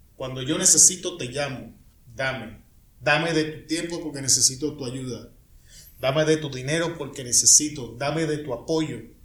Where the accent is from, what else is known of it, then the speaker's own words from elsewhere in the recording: Puerto Rico; moved away; Yo soy puertorriqueño